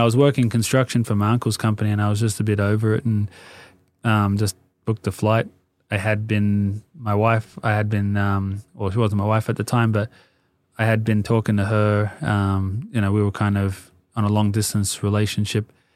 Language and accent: English; Sydney, New South Wales, Australia; moved away as an adult; now in Los Angeles, United States; I grew up in Sydney, um, well, Marrickville, and then we moved down to the Sutherland Shire